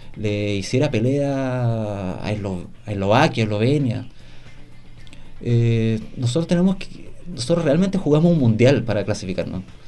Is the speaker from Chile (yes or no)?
yes; Chile; como chileno